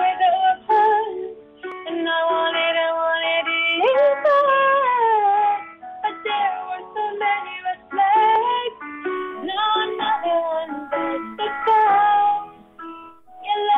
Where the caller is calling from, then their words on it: Dubai, United Arab Emirates; Yes, I'm calling from Dubai.